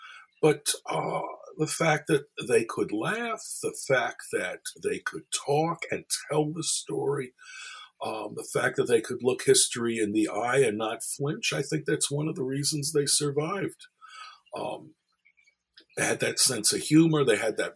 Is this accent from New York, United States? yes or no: yes; New York City, New York, United States; I'm a kid growing up in Brooklyn, New York